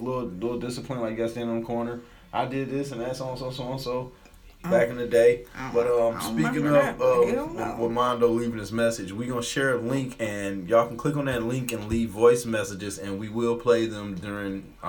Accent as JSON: {"language": "English", "town": "Detroit", "region": "Michigan", "country": "United States", "said": "I'm from Detroit"}